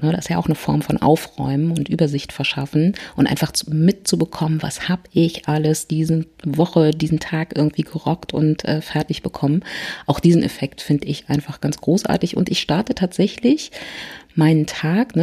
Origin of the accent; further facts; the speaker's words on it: Berlin, Germany; ich komme aus Berlin